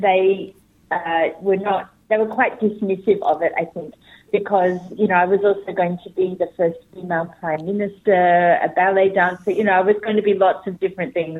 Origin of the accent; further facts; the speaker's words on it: Adelaide, South Australia, Australia; now in Sydney, Australia; I was born in Adelaide, in South Australia, which is a very small Jewish community, and I grew up there